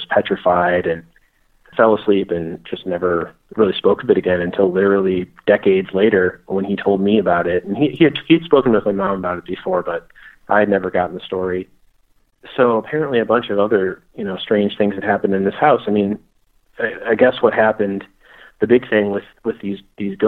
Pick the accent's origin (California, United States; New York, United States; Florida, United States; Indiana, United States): Indiana, United States; Crown Point; whenever I was a kid growing up in Northwest Indiana